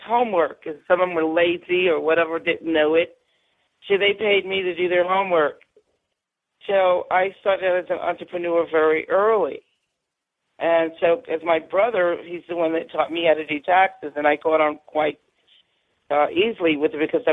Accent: New York City, New York, United States; I grew up in New York City

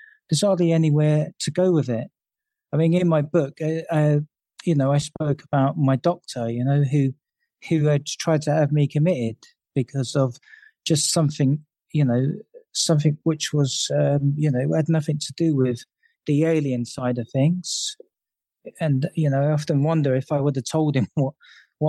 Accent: London, United Kingdom; I grew up in London and during the 70s

